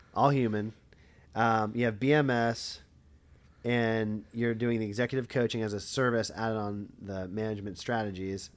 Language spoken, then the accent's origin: English; Lebanon, Pennsylvania, United States; I'm from Lebanon, like, never heard of it.